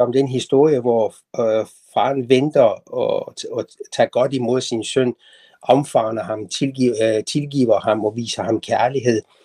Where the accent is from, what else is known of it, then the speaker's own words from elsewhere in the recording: Tehran, Tehran Province, Iran; moved away as an adult; now in Denmark; jeg er født og vokset op i Teheran i Iran